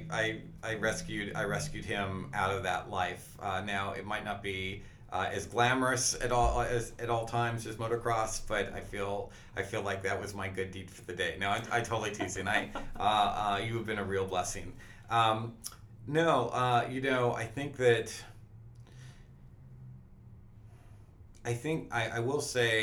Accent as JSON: {"language": "English", "area": "the Northwest", "region": "Pacific Northwest", "country": "United States", "tie": "born or raised there", "said": "I grew up in the Northwest"}